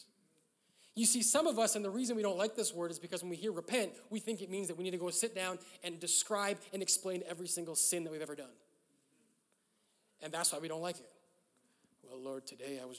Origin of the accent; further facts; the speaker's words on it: Canada; I'm Canadian